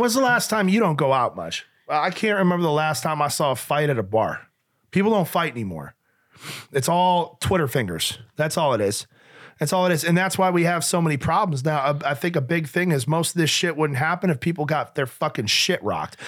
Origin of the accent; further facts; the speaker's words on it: Western New York, United States; also born or lived in Nashua, New Hampshire; Western New York